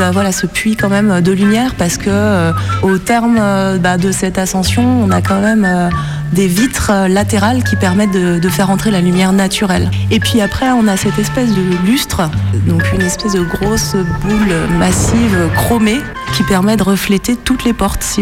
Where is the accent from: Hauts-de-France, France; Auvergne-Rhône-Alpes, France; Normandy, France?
Auvergne-Rhône-Alpes, France; Saint-Étienne; born there; je suis née à Saint-Étienne et j'en ai entendu parler pour la première fois, je devais avoir 30 ans.